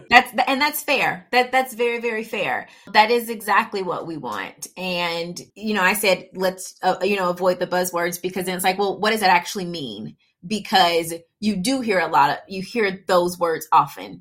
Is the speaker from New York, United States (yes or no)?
no; Atlanta, Georgia, United States; first language English; I grew up for the most part in Atlanta